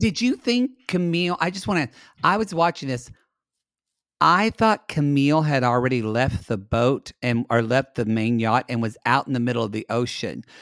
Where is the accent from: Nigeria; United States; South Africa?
United States; as an American